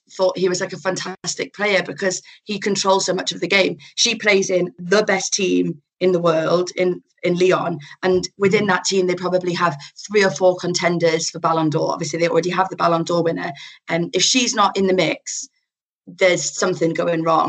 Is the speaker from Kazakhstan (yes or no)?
no; Newcastle upon Tyne, North East England, United Kingdom; I'm from Newcastle